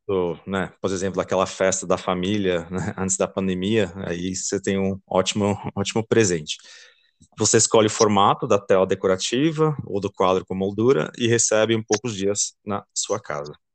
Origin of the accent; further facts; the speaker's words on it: Belgium; Portuguese is a second language; moved away as an adult; now in Brazil; Eu sou belga, uh, estudei engenharia e marketing na Bélgica